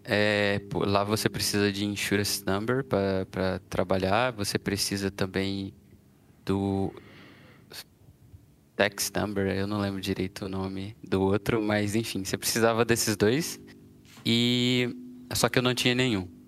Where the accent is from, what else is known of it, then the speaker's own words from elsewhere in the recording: Brazil; also born or lived in London, United Kingdom; now in Portugal; por isso que eu saí do Brasil.